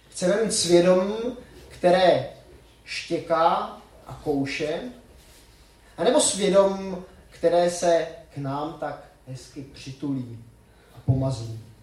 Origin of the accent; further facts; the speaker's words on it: Czechia; moved away; also born or lived in Switzerland; u nás v Čechách